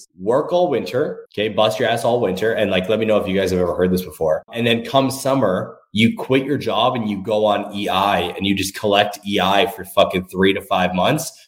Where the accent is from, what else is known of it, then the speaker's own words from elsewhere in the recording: Thunder Bay, Ontario, Canada; growing up in Thunder Bay, Ontario